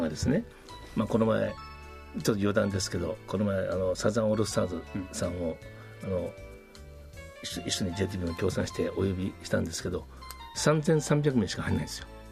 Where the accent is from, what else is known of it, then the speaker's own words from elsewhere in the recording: Ishikawa, Japan; moved away as an adult; also born or lived in Australia; now in Okinawa, Japan; 石川県の私石川県の出身